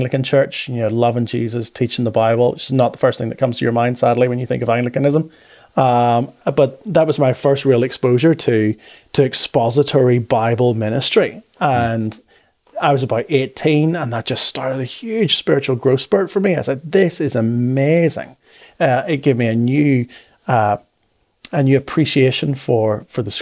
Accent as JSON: {"language": "English", "region": "Northern Ireland", "country": "United Kingdom", "tie": "born or raised there", "accent": "northern", "said": "I have a more northern, much like Elder, accent mm-hmm. because my parents divorced when I was small."}